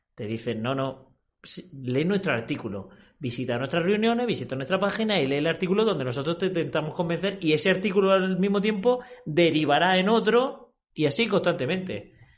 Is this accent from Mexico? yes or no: no; Spain; en mi país, en España